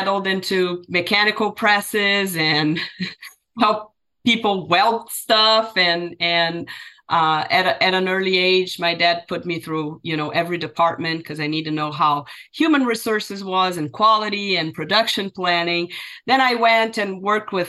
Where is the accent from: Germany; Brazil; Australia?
Brazil; moved away as an adult; now in United States; Brazilian, right? Born and raised in Brazil.